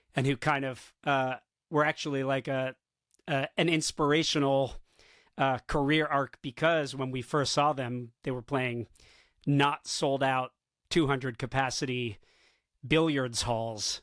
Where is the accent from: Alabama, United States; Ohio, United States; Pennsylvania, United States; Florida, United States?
Florida, United States; South; now in New York City, United States; I grew up in South Florida